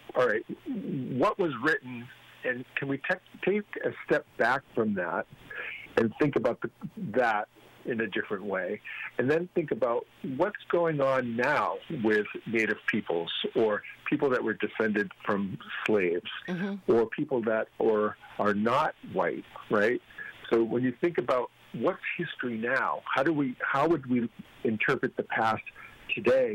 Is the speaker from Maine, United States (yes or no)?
yes; Maine, United States; now in Connecticut, United States; I'm from Maine